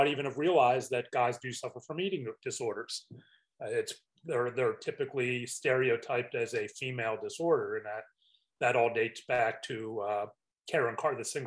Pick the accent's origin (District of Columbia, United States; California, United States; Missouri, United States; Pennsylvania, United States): Pennsylvania, United States; Pittsburgh; growing up in Pittsburgh